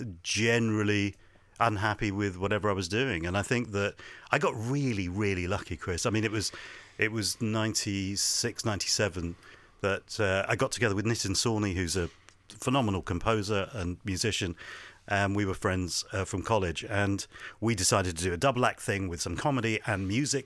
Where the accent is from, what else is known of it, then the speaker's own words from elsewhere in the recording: Hounslow, London, United Kingdom; also born or lived in Ealing; Then brought up in Hounslow.